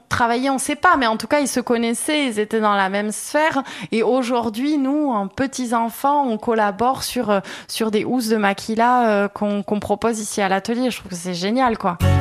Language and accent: French; Artamendi, Nouvelle-Aquitaine, France; moved away as an adult; also born or lived in Bordeaux; now in Anglet, France; moi j'ai grandi plutôt à Artamendi